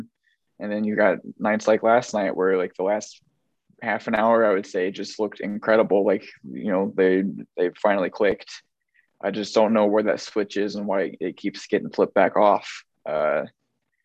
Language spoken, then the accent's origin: English; Peru, Indiana, United States; moved away as an adult; now in Indianapolis, United States; I'm originally from Peru, Indiana, okay. just north of Kokomo